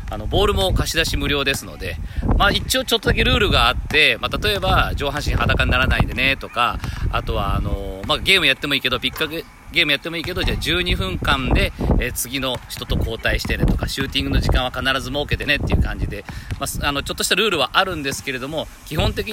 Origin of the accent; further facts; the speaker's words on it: Toyokawa, Aichi, Japan; 愛知県豊川市に、僕の地元なんですが